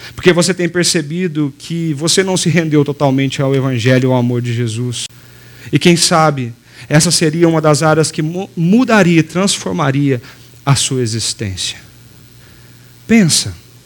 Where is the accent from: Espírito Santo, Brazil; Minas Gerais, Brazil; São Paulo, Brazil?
Minas Gerais, Brazil; Passos; moved away; na minha cidade de Passos, é, em Minas, sudoeste de Minas, a gente caminha pela rua ali, anda pela rua. Foi ali que eu cresci